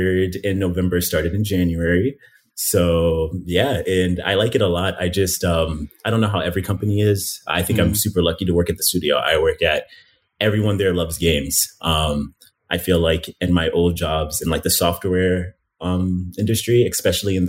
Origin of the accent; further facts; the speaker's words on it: Miami, Florida, United States; moved away as an adult; also born or lived in Philadelphia, Pennsylvania; now in Chicago, United States; we moved from Miami, which is where I've lived since I was 11, originally from Philadelphia, but I'm considering myself, I guess, a Miamian, but moved from Miami to Chicago